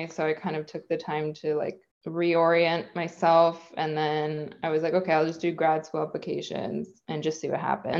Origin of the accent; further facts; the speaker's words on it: Bay Area, California, United States; I'm from the Bay Area of California. And yeah, I grew up here